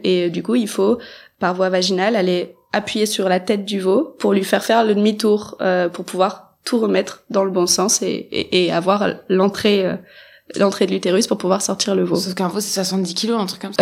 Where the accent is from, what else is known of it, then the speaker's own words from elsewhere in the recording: Mayenne, Pays de la Loire, France; chez nous en Mayenne